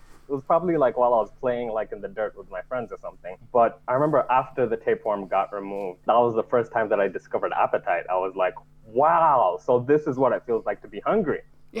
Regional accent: Nigeria; born there; I was born in Nigeria, and it's fairly common in Nigeria.

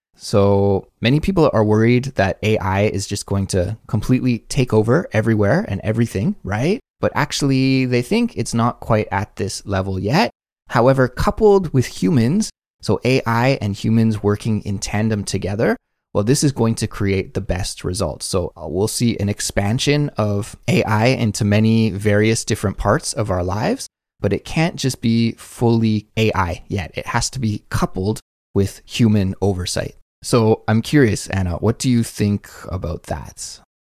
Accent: Canada; now in South Korea; As a Canadian

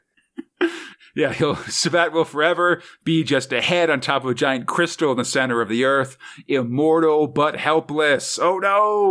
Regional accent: California, United States; as a Californian myself

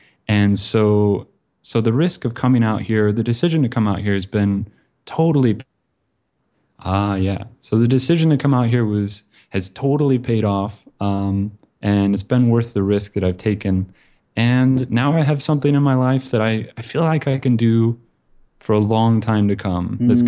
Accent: Bend, Oregon, United States; also born or lived in Kansas City; now in Vietnam; Originally, I'm from Central Oregon, beautiful mountain town called Bend.

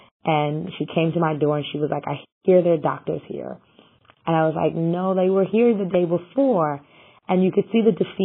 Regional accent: Ghana; now in New York, United States; as a Ghanaian

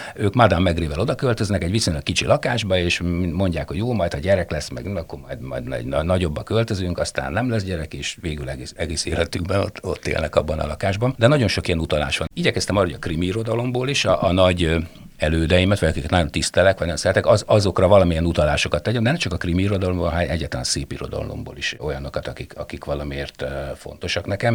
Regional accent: Kisvárda, Szabolcs-Szatmár-Bereg, Hungary; moved away; also born or lived in Debrecen; odahaza Kisvárdán volt

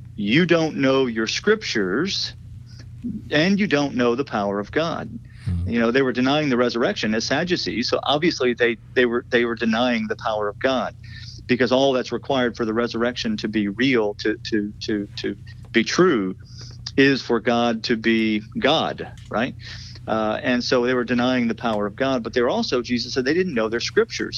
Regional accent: South Louisiana, United States; I grew up in South Louisiana, and my whole family has been in South Louisiana for for generations

